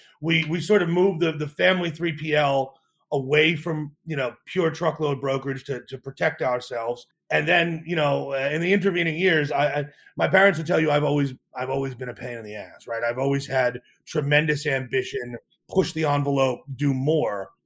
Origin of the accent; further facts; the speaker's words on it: central New Jersey, United States; I grew up in New Jersey.